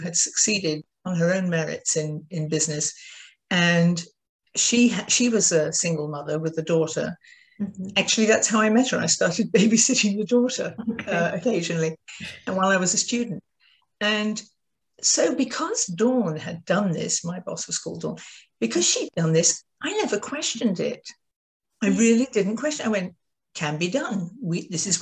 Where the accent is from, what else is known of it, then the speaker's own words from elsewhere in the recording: United Kingdom; now in United States; I'm British.